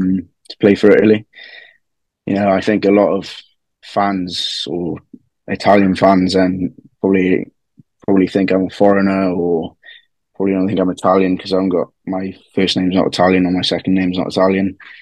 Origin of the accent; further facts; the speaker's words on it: West Wales, United Kingdom; I was born in West Wales. My mother's Italian, my father's Welsh, and then my mother's parents, they came over after the World War